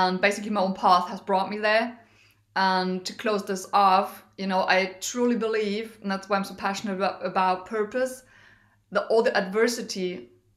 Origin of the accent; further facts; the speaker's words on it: Germany; also born or lived in Düsseldorf, Germany / United States; I'm in from Germany originally. I live most of the time in Germany.